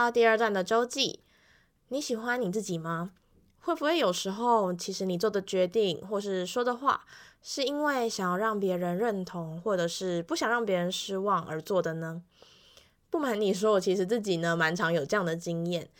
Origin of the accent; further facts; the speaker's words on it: Yilan County, Taiwan; 所以我在回来宜兰的时候，大部分能够用台语，我就会用台语。那如果那个台语我不清楚的话，我就会用国语这样子。